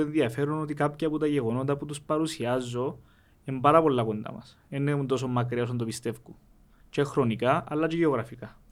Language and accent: Greek; Rizokarpaso, Famagusta District, Cyprus; όταν γεννηθήκαμε στο Ριζοκάρπα, όταν γεννηθήκαμε μετά τον πόλεμο